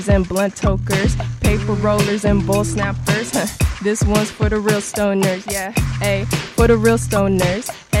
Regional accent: Oakland, California, United States; I'm from Oakland, California

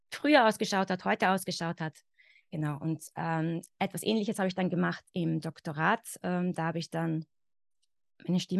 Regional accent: Carinthia, Austria; accent: Carinthian; now in Vienna, Austria; ich bin aus Österreich, ich bin in Österreich geboren, ich lebe zurzeit in Wien. Ich komme aber nicht aus Wien, also meine Familie stammt eigentlich aus dem Süden von Österreich, aus Kärnten. Das heißt, ich bin theoretisch mit dem Kärntner Dialekt aufgewachsen.

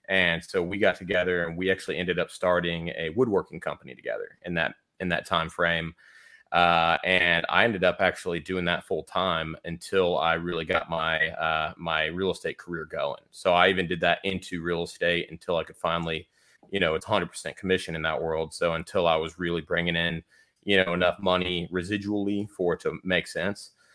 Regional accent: Houston, Texas, United States; now in Austin, United States; we grew up in Houston, uh, in the suburbs of Houston.

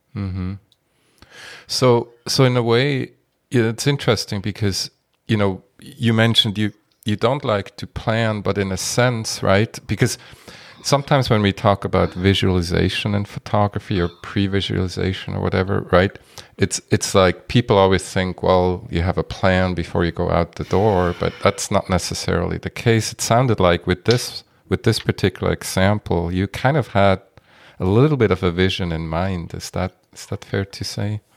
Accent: Switzerland; moved away; I'm from Switzerland originally

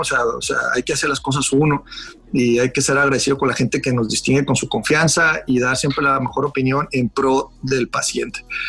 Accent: Mexicali, Baja California, Mexico; also born or lived in Guadalajara; yo realmente nací en Guadalajara, pero yo soy un cachanilla eh, armado en el, sur y exportado al norte. O sea, yo nací en Guadalajara porque mi papá estaba haciendo la especialidad de Guadalajara, en Guadalajara, pues mi mamá también era de Guadalajara, pues, nací ahí, pero rápido me vine para acá

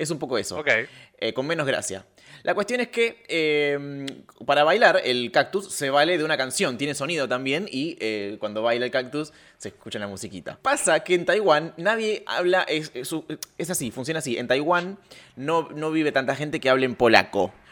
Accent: Rafaela, Santa Fe, Argentina; Y eso que yo vengo de Rafaela.

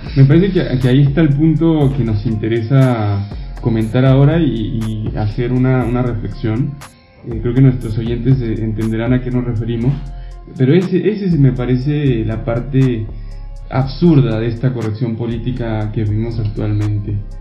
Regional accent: Mexico; moved away; yo soy mexicano, todos lo saben acá

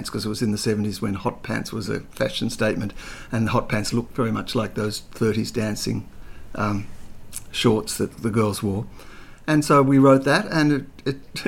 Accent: Melbourne, Victoria, Australia; moved away; also born or lived in Sydney; I grew up in Melbourne and... But my mother remarried a Sydney guy, and I moved up to Sydney

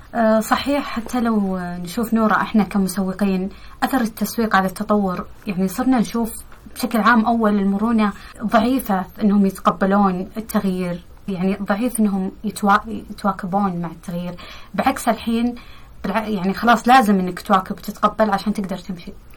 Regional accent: Saudi Arabia; إحنا كسعوديين

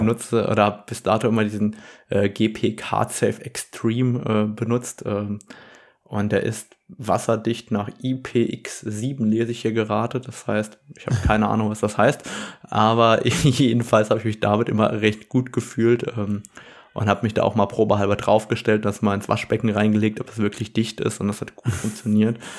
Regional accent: Germany; Bei uns in Deutschland

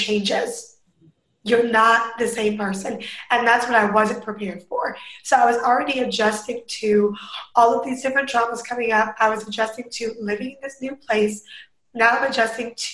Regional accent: Northern Virginia, United States; moved away as an adult; now in Hawaii, United States; I grew up in Northern Virginia, went to school in Southern Virginia

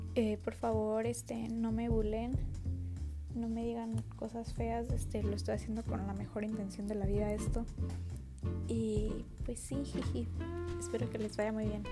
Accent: Baja California, Mexico; Tengo 16 años, soy de Baja California.

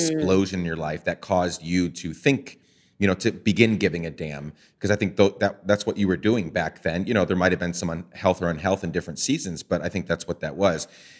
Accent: Guatemala; One was growing up in Guatemala and just different things that were in my path that kind of helped me become that.

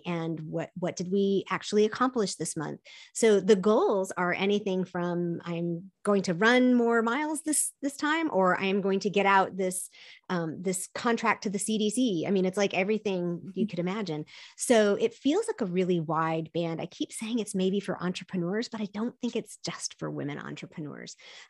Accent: South Korea; My parents were missionaries. I grew up in Korea, and we would go to the beach.

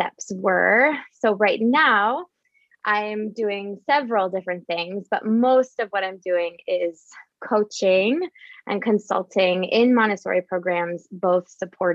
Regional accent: Northeast Ohio, United States; moved away as an adult; now in Denver, United States; I live in Denver, Colorado. Although I grew up in Northeast Ohio

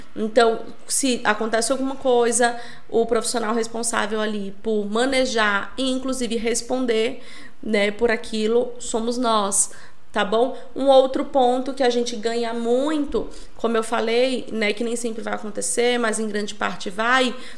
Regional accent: São Paulo, Brazil; moved away as an adult; also born or lived in Recife; Eu sou de São Paulo, eu morei em Recife 11 anos, estou de volta em São Paulo.

